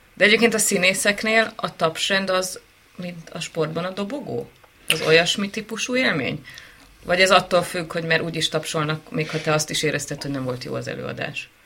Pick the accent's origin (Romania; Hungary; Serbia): Hungary; Nagyatád, Somogy; születtem én Nagyatádon